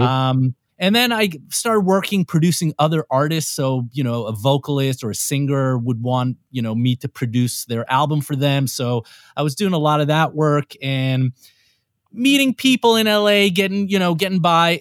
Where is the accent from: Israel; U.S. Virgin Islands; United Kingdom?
Israel; moved away as an adult; also born or lived in New York, United States; now in Los Angeles, United States; growing up in Israel, you have to do the whole military thing